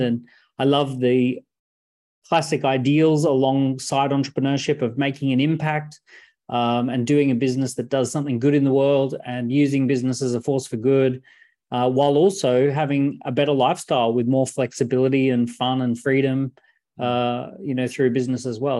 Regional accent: Australia; I was born in Australia

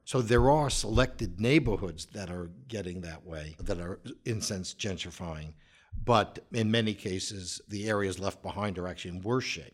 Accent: New York, United States; I grew up in New York

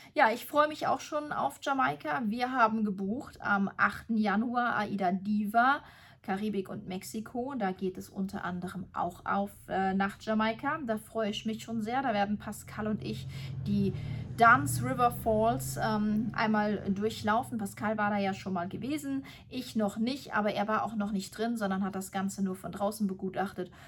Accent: Germany; bei uns in Deutschland

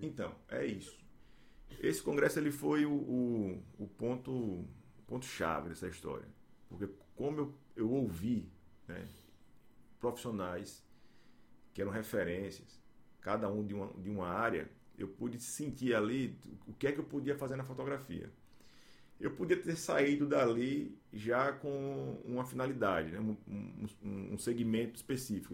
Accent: Aracaju, Sergipe, Brazil; also born or lived in Estância, Sergipe; E aí a gente está aqui desde então, né? 39 anos, 38 anos, morando aqui em Aracaju. Aí a gente passei por, pelas escolas aqui, estudei em escola pra caramba aqui em Aracaju

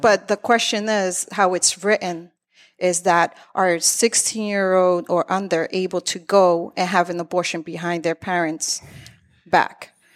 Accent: Lawrence, Massachusetts, United States; also born or lived in Methuen; I was born in Methuen, raised in Lawrence

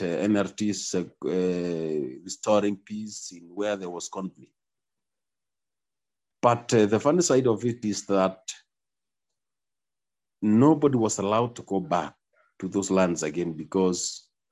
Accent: Baringo County, Kenya; from Baringo County in Kenya. I represent Baringo community, particularly a community called Tuken community. Where I come from, specifically, I come from Baringo North

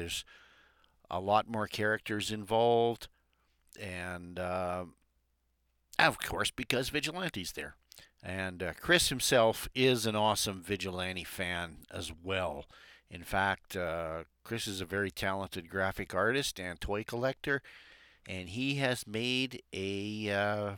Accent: Alberta, Canada; I'm from Alberta.

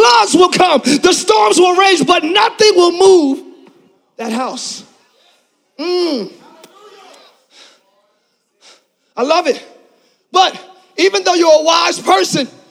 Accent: Philadelphia, Pennsylvania, United States; now in Orlando, United States; I'm from Philly.

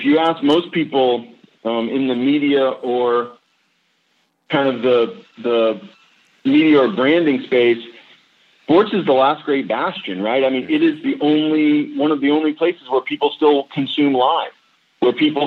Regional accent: New England, United States; I grew up in New England.

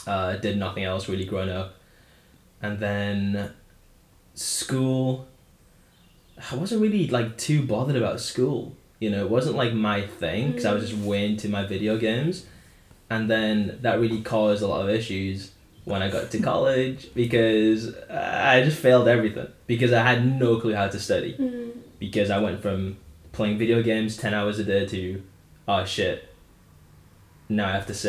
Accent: Wales, United Kingdom; born there; now in Middlesbrough, United Kingdom; And I was born in Wales.

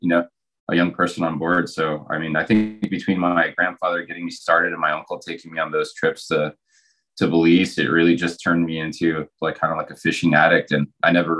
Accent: Morales, Izabal, Guatemala; I grew up in Guatemala in a town called Morales

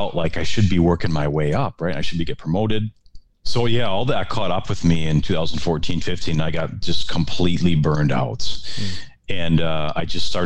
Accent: Wisconsin, United States; moved away as an adult; also born or lived in Minneapolis; I'm from Wisconsin. I'm a Wisconsin guy

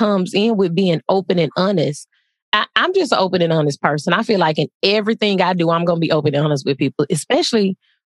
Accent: Texas, United States; moved away; I'm from Texas

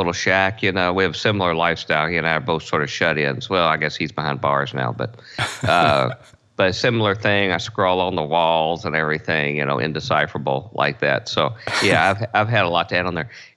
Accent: Louisville, Kentucky, United States; I grew up in Louisville, Kentucky, in a blue-collar family

